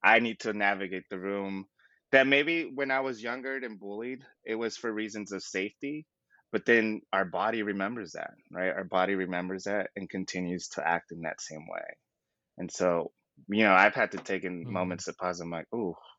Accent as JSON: {"language": "English", "region": "Southern California", "country": "United States", "tie": "born or raised there", "said": "born and raised in Southern California"}